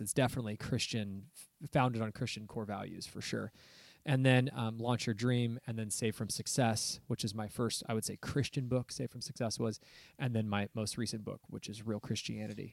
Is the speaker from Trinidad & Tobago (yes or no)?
no; Southern California, United States; moved away as an adult; now in Oregon, United States; I was raised in Southern California. So I haven't lived my whole life here in Oregon in the woods